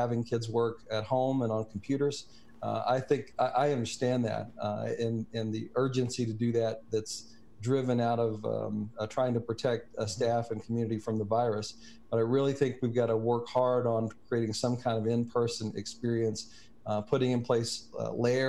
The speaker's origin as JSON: {"language": "English", "region": "Kentucky", "country": "United States", "tie": "born or raised there", "moved": "yes", "said": "I grew up in Kentucky and have deep roots there, all my family is still in Kentucky, mostly in the Glasgow and Metcalf County areas"}